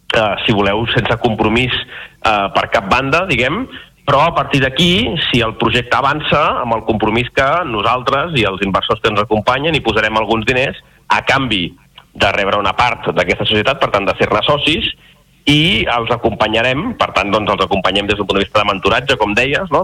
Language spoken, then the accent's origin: Catalan; Reus, Catalonia, Spain; jo que sóc de Reus